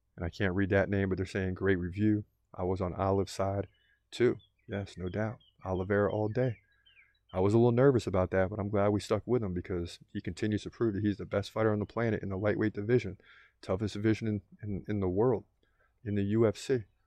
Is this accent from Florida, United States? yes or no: yes; South Florida, United States; I'm born and raised in South Florida